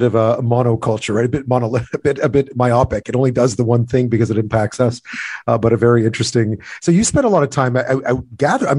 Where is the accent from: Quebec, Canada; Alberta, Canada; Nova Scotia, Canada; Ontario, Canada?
Quebec, Canada; as a kid, obviously, growing up in Quebec